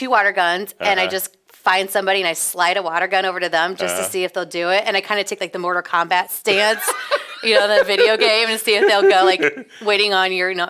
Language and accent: English; Scotland, United Kingdom; No, I'm Scottish.